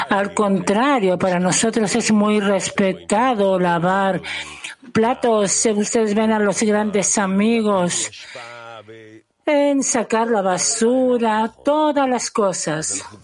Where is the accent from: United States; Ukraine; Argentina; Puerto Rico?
Ukraine; Donetsk, Donetsk Oblast; now in Odesa, Ukraine; soy de Donetsk eh, y ahora estoy en Odessa